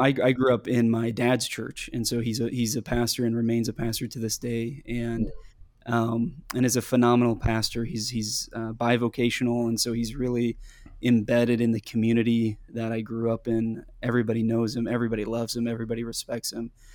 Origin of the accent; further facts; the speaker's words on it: Midwest, United States; growing up in the Midwest